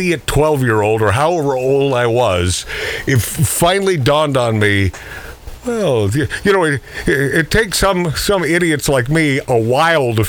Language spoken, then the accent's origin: English; Pacific Northwest, United States